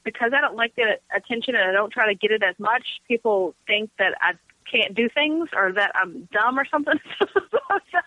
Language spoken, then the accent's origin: English; Louisville, Kentucky, United States; I was born and raised here